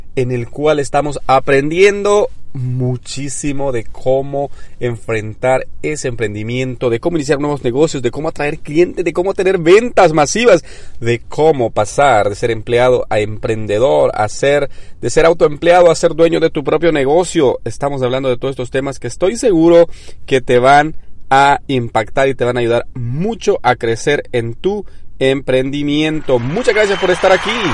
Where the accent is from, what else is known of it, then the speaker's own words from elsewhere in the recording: southern Mexico, Mexico; now in United States; Yo que soy del sur de México